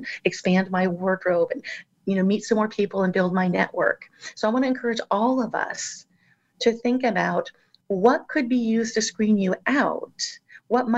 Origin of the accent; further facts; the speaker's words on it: Southern California, United States; I grew up in Southern California